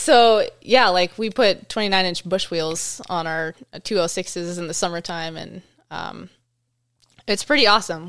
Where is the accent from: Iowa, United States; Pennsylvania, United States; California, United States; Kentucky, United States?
California, United States; moved away as an adult; now in Alaska, United States; I grew up in California